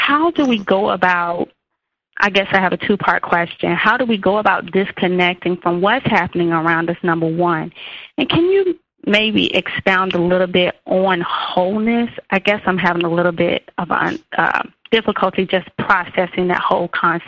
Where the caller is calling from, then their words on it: North Carolina, United States; I'm calling from North Carolina.